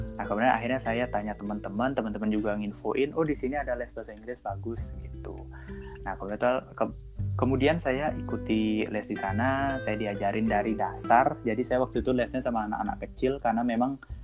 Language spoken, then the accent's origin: Indonesian; Denpasar, Bali, Indonesia; berasal dari Denpasar, tepatnya di Provinsi Bali